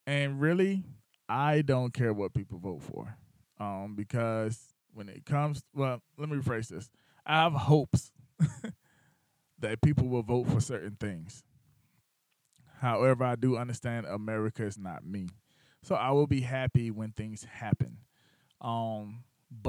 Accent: Batesburg-Leesville, South Carolina, United States; moved away; my town is Batesburg, Leesville, South Carolina. That's where I grew up at.

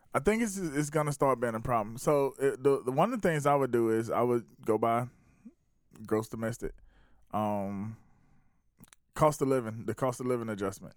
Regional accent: South Carolina, United States; also born or lived in Atlanta; I was born and raised in South Carolina.

